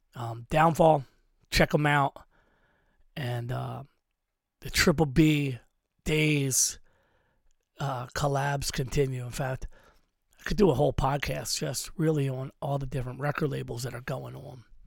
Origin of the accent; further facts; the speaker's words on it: Philadelphia, Pennsylvania, United States; we're from Philadelphia